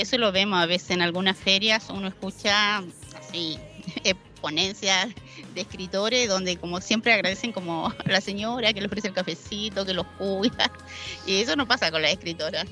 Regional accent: Argentina; moved away as an adult; also born or lived in Talcahuano, Chile; viví en Argentina desde los 10 hasta los 24 años

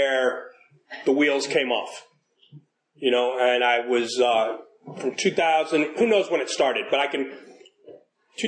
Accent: New York City, New York, United States; So I was born in New York City. Grew up in the 70s and the 80s

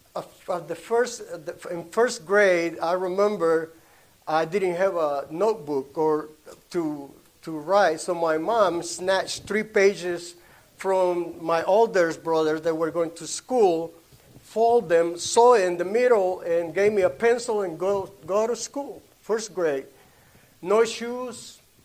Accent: Honduras; first language Spanish; English is a second language; moved away; I was born in Honduras.

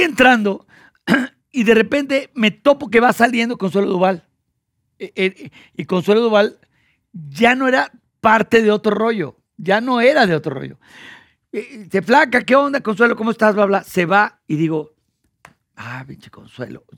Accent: Monterrey, Nuevo León, Mexico; moved away; cuando era niño en Monterrey

